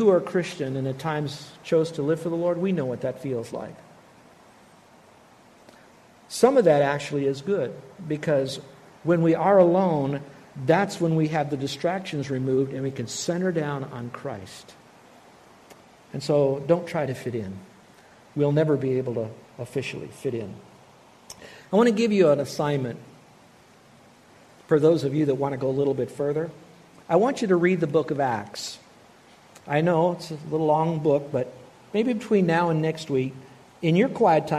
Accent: United States; I'm an American

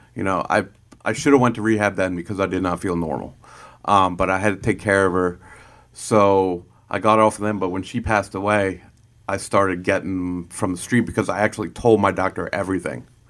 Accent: Lancaster, Pennsylvania, United States; I was, uh, born and raised in Lancaster

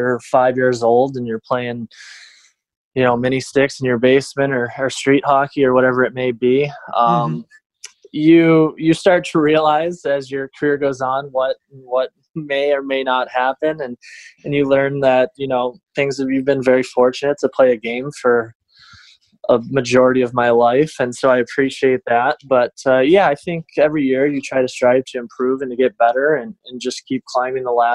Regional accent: Detroit, Michigan, United States; born or raised there

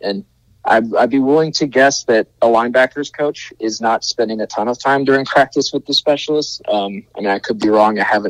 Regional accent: Texas, United States; my hometown in Texas

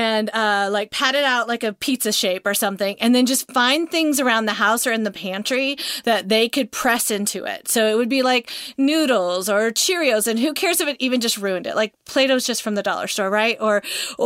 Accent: Montana, United States; now in Georgia, United States; I grew up in Montana, so it's not cold ever to me in Georgia

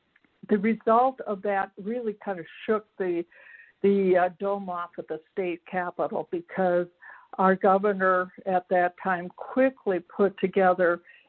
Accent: Minnesota, United States; I'm from Minnesota, and I am executive director of a nonprofit here

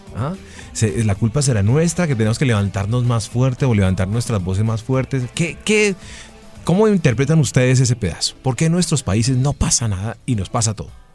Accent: Colombia; todos estos colombianos que somos los colombianos de a pie

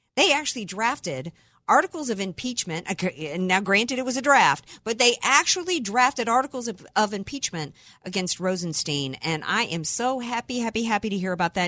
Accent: the South, United States; growing up in the South

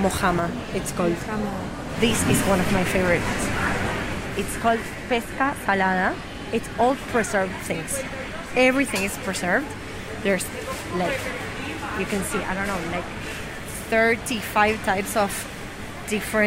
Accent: Argentina; now in Barcelona, Spain; I'm from Argentina and the cuts of the meat are different names in my country.

